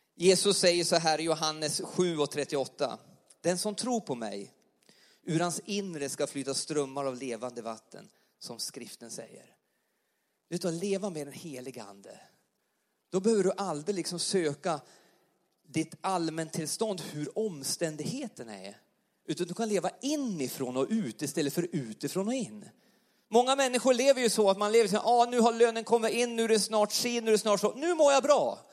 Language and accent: Swedish; Alsen, Jämtland, Sweden; accent: Jämtland dialect; now in Karlstad, Sweden; jag är uppvuxen i uppe i Jämtland i en liten församling uppe i, i Alsen, Yttrån